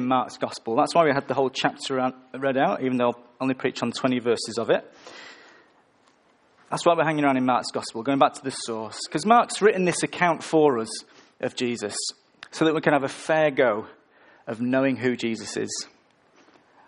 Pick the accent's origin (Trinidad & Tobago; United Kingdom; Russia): United Kingdom; the north of England; moved away; I'm from the north of England